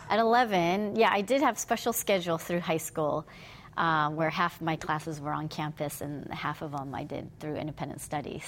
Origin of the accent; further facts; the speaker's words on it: Fremont, California, United States; also born or lived in Hayward, California; grew up in Fremont, which is was sleepy town back then